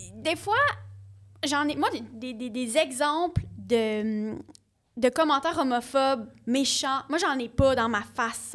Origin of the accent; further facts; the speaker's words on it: Ontario, Canada; moved away; je viens de l'Ontario